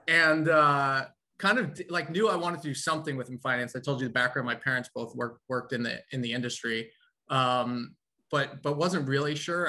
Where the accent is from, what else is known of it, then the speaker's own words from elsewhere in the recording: New York, United States; also born or lived in Nashville, Tennessee; being a New Yorker going down to uh, to the South for school